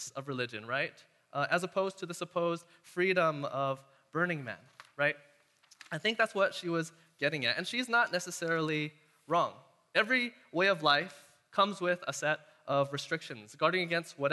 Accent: Castro Valley, California, United States; since I was a kid growing up around Castro Valley

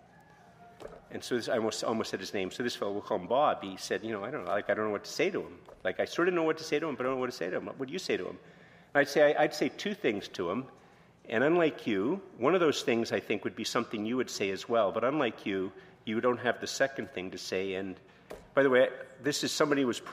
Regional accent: Canada; I'm very Canadian

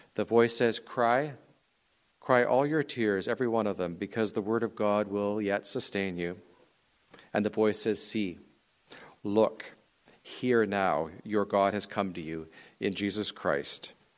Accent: Canadian Prairies, Canada; I grew up on the Canadian prairies

